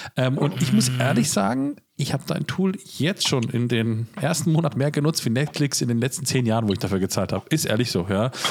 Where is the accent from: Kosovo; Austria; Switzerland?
Switzerland; moved away; Ich habe so eine quasi Liebe, weil ich da auch aufgewachsen bin in den Raum von Zürich, Basel da unten